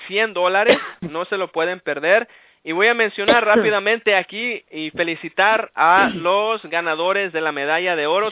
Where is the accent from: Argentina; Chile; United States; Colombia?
United States; Los Angeles, California; also born or lived in Aguascalientes, Mexico / Downey, California; yo soy nacido en México, en Aguascalientes, y vine aquí a los Estados Unidos por ahí como a los tres años. He vivido prácticamente toda mi vida aquí en Los Ángeles